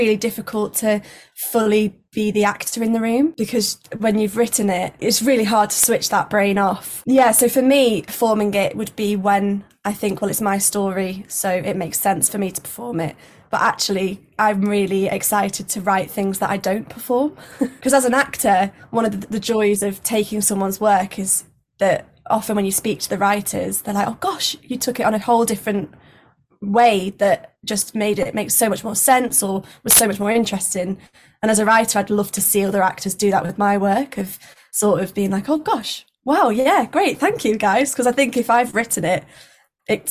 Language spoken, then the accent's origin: English; Blackpool, North West England, United Kingdom; now in London, United Kingdom; So I am originally from Blackpool, now live in London.